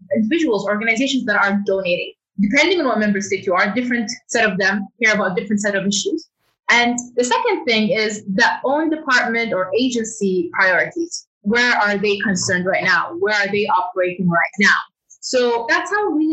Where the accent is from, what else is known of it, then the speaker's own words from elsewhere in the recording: Saudi Arabia; moved away as an adult; also born or lived in United Kingdom / London; now in New York, United States; I grew up in Saudi Arabia, and then in 2011, 2019, I was based in the UK